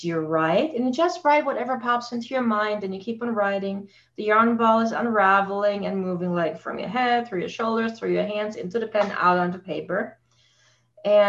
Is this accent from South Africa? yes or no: no; Germany; moved away as an adult; now in Canada; I grew up in Germany and I came here to Canada after I met my husband, got married, and we live here now for 17 years